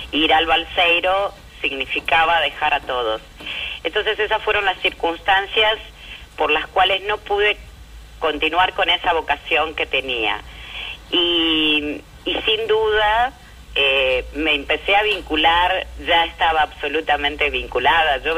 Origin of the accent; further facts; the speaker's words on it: Argentina; born there; yo nací en la democracia, en la Argentina